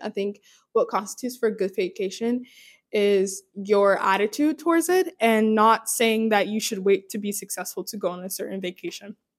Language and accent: English; Hawaii, United States; also born or lived in North Carolina; now in New York City, United States; My family moved from Hawaii, but I still say I'm from Hawaii